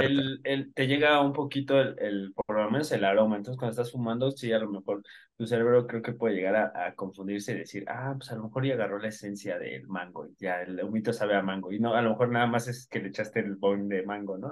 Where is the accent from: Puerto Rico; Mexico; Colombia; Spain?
Mexico; nosotros somos de México